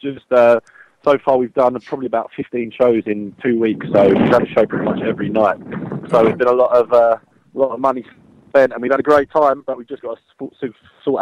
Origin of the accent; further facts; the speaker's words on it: London, United Kingdom; that's where I was born and bred